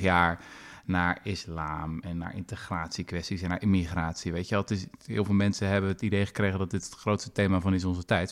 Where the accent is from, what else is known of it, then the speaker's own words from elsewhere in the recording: Netherlands; ik als, als Nederlander